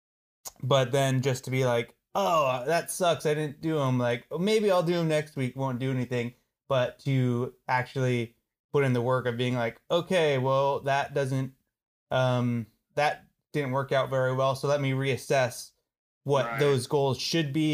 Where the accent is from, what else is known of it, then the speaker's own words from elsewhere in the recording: Alaska, United States; I am from Alaska.